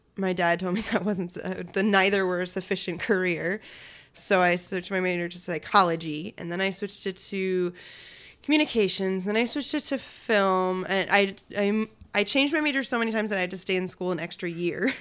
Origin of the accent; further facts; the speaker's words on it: Shelton, Connecticut, United States; I grew up in Shelton, Connecticut, home of the wiffle ball